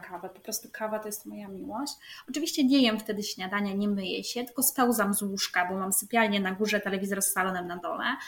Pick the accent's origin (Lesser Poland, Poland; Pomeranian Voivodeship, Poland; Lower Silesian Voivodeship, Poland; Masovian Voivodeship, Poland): Pomeranian Voivodeship, Poland; near Gdańsk; ja jestem spod Gdańska